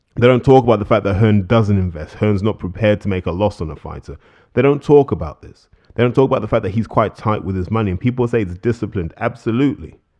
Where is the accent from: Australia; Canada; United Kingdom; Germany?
United Kingdom; as British fans